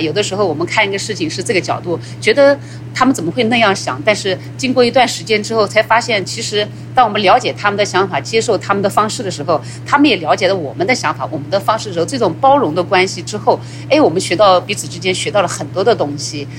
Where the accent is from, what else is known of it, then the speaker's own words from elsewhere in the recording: Nanjing, Jiangsu, China; moved away as an adult; now in United States; 三十年前我来到美国的时候，在那之前我在南京，呃，生长 在那边生，在那边长几十年